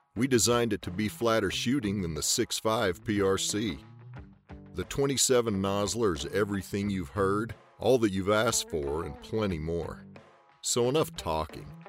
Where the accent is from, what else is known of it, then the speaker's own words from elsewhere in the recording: Winnemucca, Nevada, United States; I grew up in Winnemucca, Nevada, northern northwestern Nevada